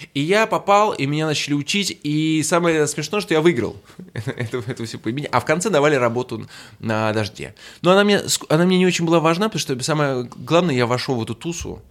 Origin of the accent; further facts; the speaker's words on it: Saint Petersburg, Russia; moved away as an adult; now in Moscow, Russia; Я приехал из Петербурга